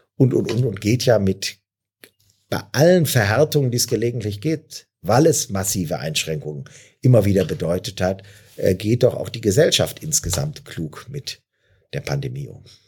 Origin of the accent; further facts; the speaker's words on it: Neuss, North Rhine-Westphalia, Germany; Hier in meiner Heimatstadt